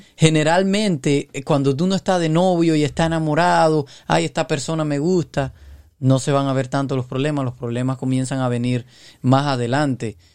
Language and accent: Spanish; Cuba; yo soy de Cuba